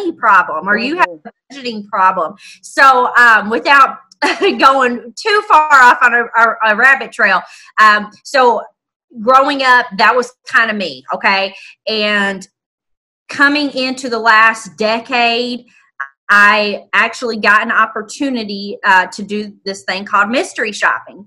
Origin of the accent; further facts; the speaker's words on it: Indianapolis, Indiana, United States; Born and raised in Indianapolis, right in the heart of it